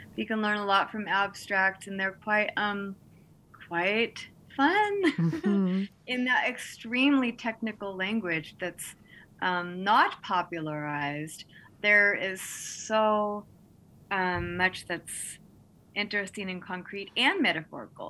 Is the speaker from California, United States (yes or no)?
no; Texas, United States; moved away; also born or lived in Montana; I grew up in Texas, and um, mesquite trees abounded where I lived